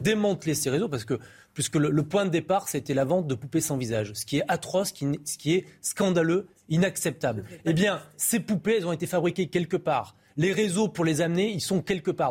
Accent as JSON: {"language": "French", "town": "Périgueux", "region": "Nouvelle-Aquitaine", "country": "France", "tie": "born or raised there", "said": "Je suis de Périgueux, à côté de Bergerac, et je joue au foot contre Bergerac quand j'étais euh, enfant"}